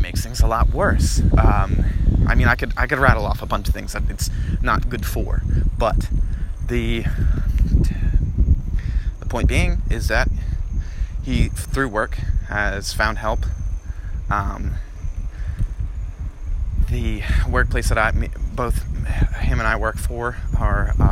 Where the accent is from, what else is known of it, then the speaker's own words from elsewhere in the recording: New Jersey, United States; growing up in Jersey, I had a bunch of friends